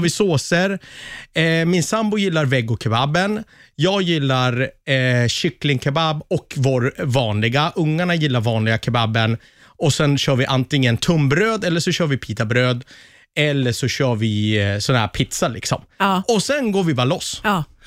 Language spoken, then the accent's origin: Swedish; Västerås, Västmanland, Sweden; i Västerås i alla fall, där jag kommer ifrån.